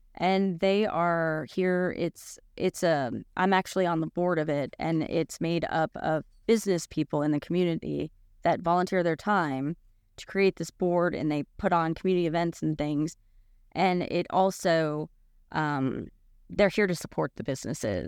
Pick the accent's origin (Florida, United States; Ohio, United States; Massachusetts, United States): Florida, United States; Boca Raton; now in Knoxville, United States; I grew up in Boca Raton, Florida